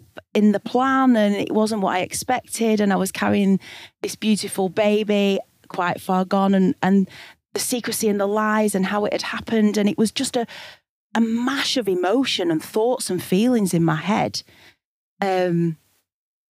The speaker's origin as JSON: {"language": "English", "town": "Blackburn", "region": "North West England", "country": "United Kingdom", "tie": "born or raised there", "also_born_or_lived": "Sheffield / Glasgow", "said": "I moved back to Blackburn, my hometown in Lancashire in the northwest"}